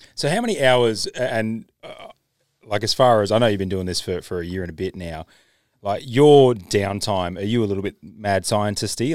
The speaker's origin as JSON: {"language": "English", "country": "Australia", "said": "I'm Australian"}